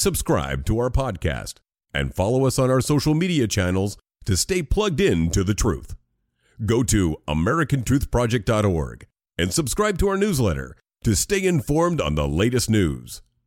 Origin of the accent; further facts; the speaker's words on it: Chicago, Illinois, United States; I was born in Chicago